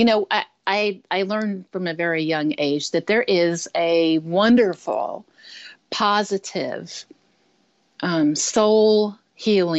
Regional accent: south of Houston, South Texas, United States; also born or lived in Michigan; now in Santa Cruz, United States; I was born and raised in South Texas, south of Houston, right on the coast there, a little north of Galveston.

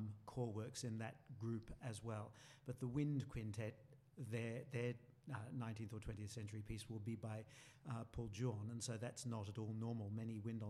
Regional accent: Brisbane, Queensland, Australia; Mum and Dad brought me to Australia when I was 5 months old and I grew up in Brisbane.

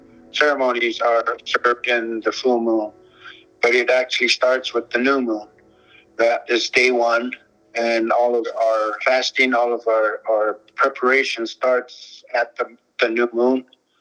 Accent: Zuni, New Mexico, United States; I'm from Zuni, with the Zuni Cultural Resource Advisory Team.

